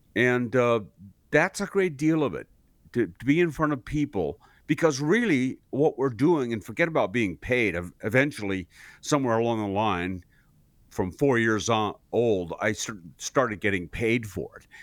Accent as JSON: {"language": "English", "town": "Seattle", "region": "Washington", "country": "United States", "tie": "born or raised there", "moved": "yes", "said": "I grew up in Seattle"}